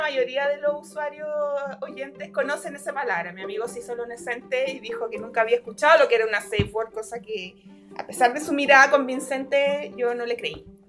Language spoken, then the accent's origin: Spanish; Valparaíso, Chile; yo soy porteña